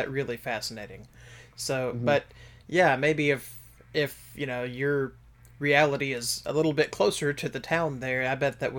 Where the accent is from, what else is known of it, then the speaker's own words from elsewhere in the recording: United States; as an American audience